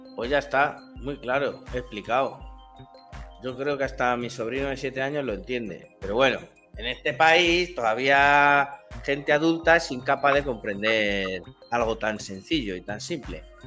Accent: Spain; yo soy español, nací en España, me he criado en España, he crecido en España

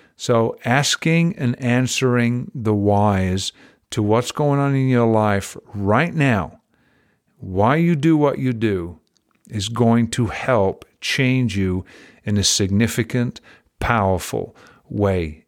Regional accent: England, United Kingdom; now in United States; I was raised in England

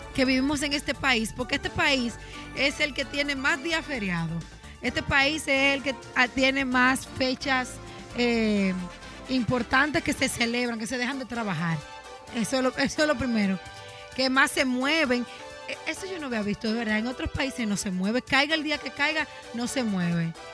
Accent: Dominican Republic; como dominicano

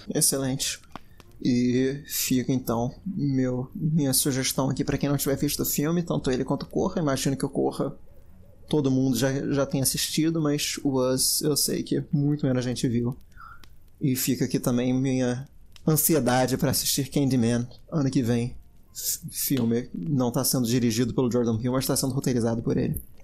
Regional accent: Brazil; eu sou brasileiro

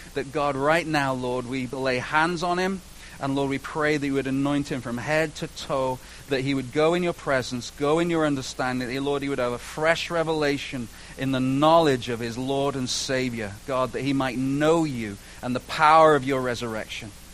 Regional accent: United Kingdom; moved away; my British teeth

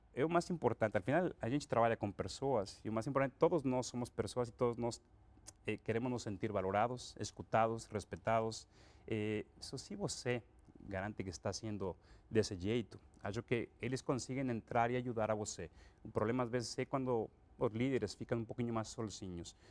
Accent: Acapulco, Guerrero, Mexico; Portuguese is a second language; moved away as an adult; now in Brazil; eu sou mexicano, eu eh, sou de Acapulco originalmente, e eu estudei lá no México

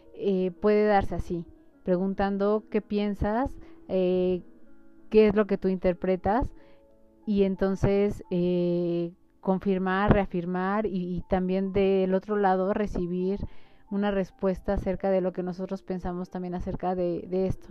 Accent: Mexico; como mexicanos

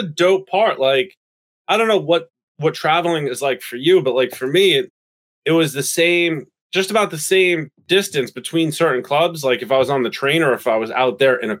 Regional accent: New Paltz, New York, United States; now in New York City, United States; I grew up in a hippie town upstate called New Paltz.

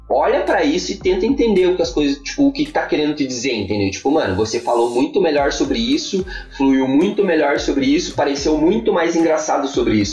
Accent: Joinville, Santa Catarina, Brazil; quando eu vim de Joinville, eu tava com aquela coisa do pra tu, pra ti, tá ligado?

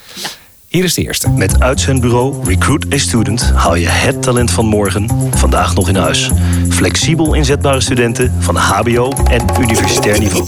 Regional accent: North Holland, Netherlands; ik, ja, kom uit Noord-Holland

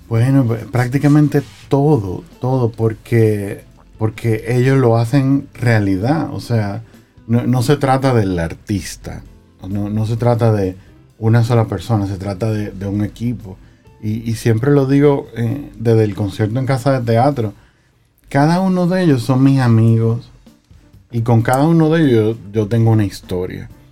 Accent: Santiago de los Caballeros, Santiago, Dominican Republic; moved away; Yo crecí en Santiago. me alfabeticé en Santiago. Tengo muy bonitos recuerdos de mi infancia allá

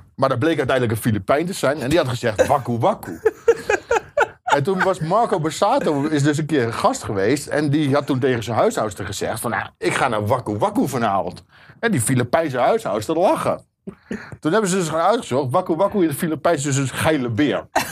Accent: Zwolle, Overijssel, Netherlands; moved away as an adult; now in North Holland, Netherlands; Ik kom uit Zwolle

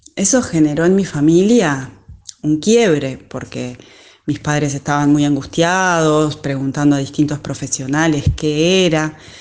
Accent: Uruguay; soy de Uruguay

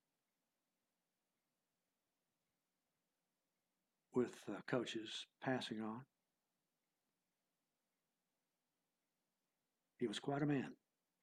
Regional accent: Texas, United States; I am from Texas

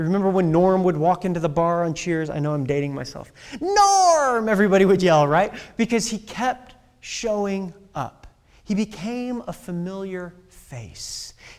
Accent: Midwest, United States; Oh, I'm from the Midwest.

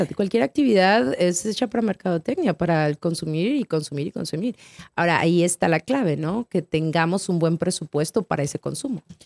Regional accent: Torreón, Coahuila, Mexico; moved away as an adult; also born or lived in Guadalajara / Chihuahua; now in United States; Nací en Guadalajara, me crié en Torreón, viví en Chihuahua y luego brinqué el charco.

